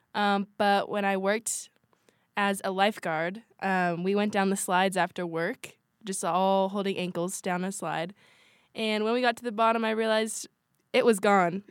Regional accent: Washington, United States; moved away as an adult; now in Utah, United States; We have a huge family, and we're from Washington State

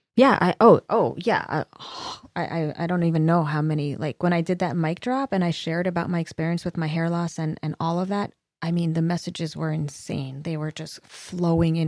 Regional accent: Los Angeles, California, United States; born or raised there

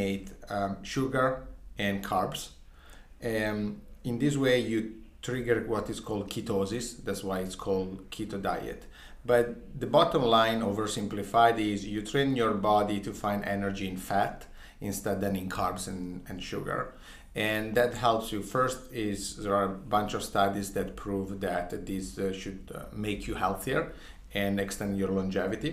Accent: Ferrara, Emilia-Romagna, Italy; I grew up in a small town, a small city called Ferrara

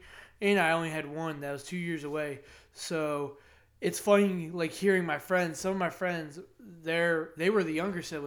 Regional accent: Plymouth, United States; also born or lived in Greenwich; growing up in Greenwich, going to Plymouth schools, living in Plymouth

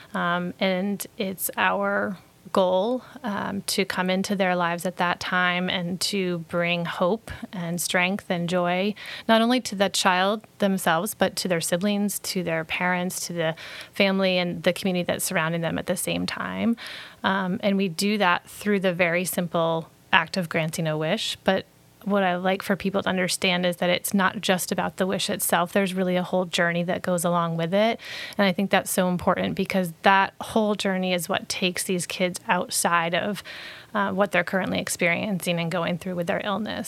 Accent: Brunswick, Maine, United States; I grew up in Brunswick

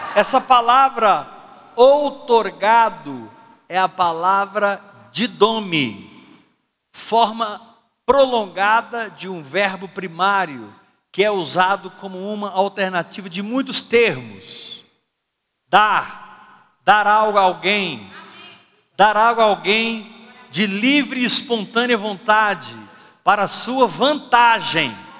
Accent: Brazil; Como brasileiro eu falo português

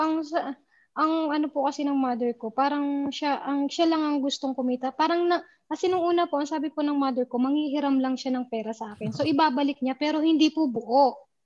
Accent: Taytay, Calabarzon, Philippines; moved away as an adult; now in Kuwait; nandito nga po ako ngayon sa Kuwait. Bali po, tiga Taytay Rizal po ako.

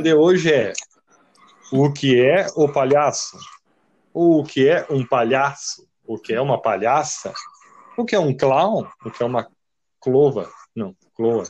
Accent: Santa Maria, Rio Grande do Sul, Brazil; nós somos de Santa Maria, Rio Grande do Sul

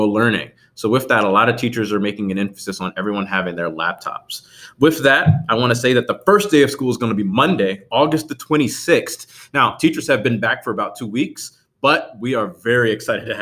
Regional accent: Piscataway, New Jersey, United States; moved away as an adult; also born or lived in Norfolk, Virginia; I was born and raised in New Jersey, Middlesex County, New Jersey. I grew up in a small town, very few people have ever heard of it, and even fewer know how to spell it, of Piscataway, New Jersey

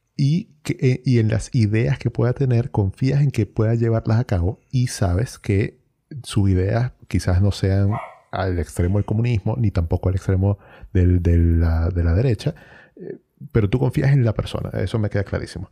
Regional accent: Venezuela; moved away as an adult; now in Chile; yo salí de Venezuela

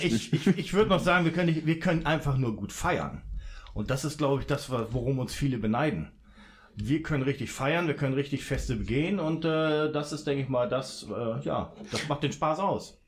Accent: Bremen, Germany; also born or lived in Hamburg; now in Duisburg, Germany; Ich bin ja gebürtig aus Hamburg und bin dann in Bremen aufgewachsen, bevor ich dann wow. äh, okay. nach Duisburg gekommen bin

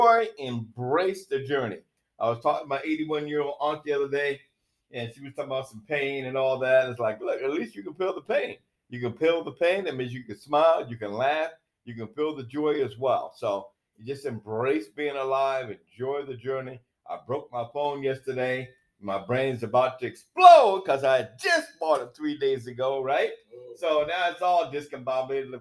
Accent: Seattle, Washington, United States; moved away as an adult; also born or lived in Eugene, Oregon / New York / Canada; now in Southern California, United States; I grew up in Seattle, went to college in Oregon, then went to New York, of course, and played for the Jets, and then up to Canada with CFL. So, you know, weather is why I live in Southern California.

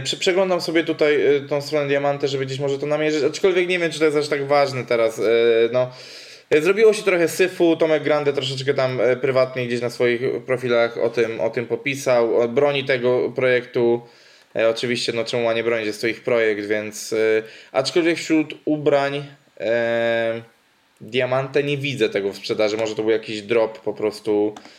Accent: Łódź Voivodeship, Poland; moved away; ja pochodzę z Podłodzi

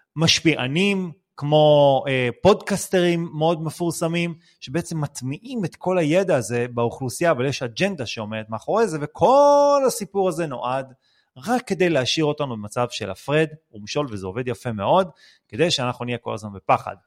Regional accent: Israel; אנחנו בתור מדינת ישראל

